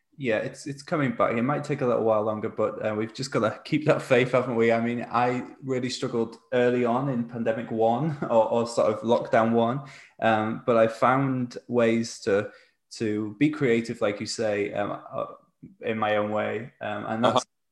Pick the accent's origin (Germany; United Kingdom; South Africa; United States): United Kingdom; near Wrexham, Wales; now in Manchester, United Kingdom; I'm in Manchester. I'm actually from Wales originally